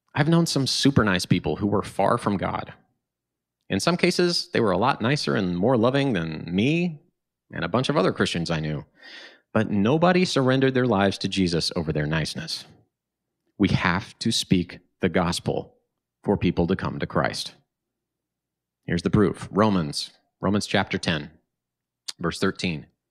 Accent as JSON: {"language": "English", "town": "Tulsa", "region": "Oklahoma", "country": "United States", "tie": "born or raised there", "moved": "yes", "lives_now": "Chicago, United States", "said": "my hometown of Tulsa, Oklahoma."}